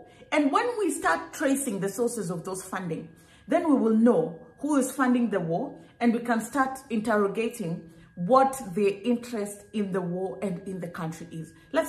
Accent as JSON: {"language": "English", "country": "Kenya", "tie": "born or raised there", "said": "Even when I was in Kenya, growing up in Kenya, we went to school, in primary school."}